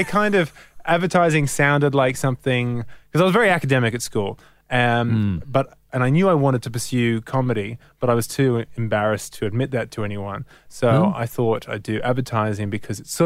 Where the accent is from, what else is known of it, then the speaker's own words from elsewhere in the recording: Sydney, New South Wales, Australia; in Crow's Nest, so the northern suburbs of Sydney.